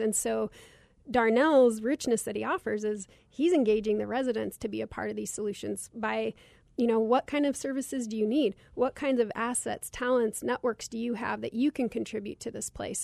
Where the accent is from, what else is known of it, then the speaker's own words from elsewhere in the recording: Cottonwood, Arizona, United States; growing up in Cottonwood poor